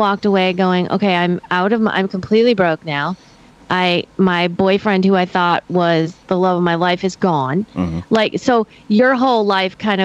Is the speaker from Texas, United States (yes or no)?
no; Chicago, Illinois, United States; I grew up in one in Chicago.